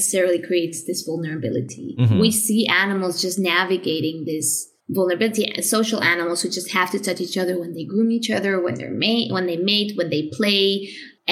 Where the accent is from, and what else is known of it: Spain; moved away as an adult; also born or lived in Madrid / Vienna